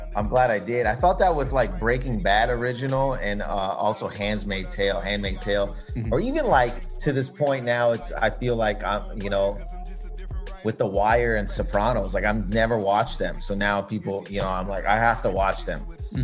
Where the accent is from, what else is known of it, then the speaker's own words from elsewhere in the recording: Canada; we're all Canadian